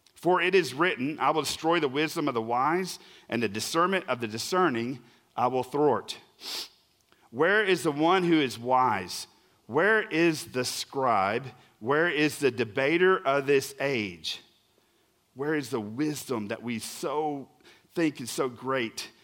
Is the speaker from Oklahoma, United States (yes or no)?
yes; Oklahoma, United States; I'm really from Oklahoma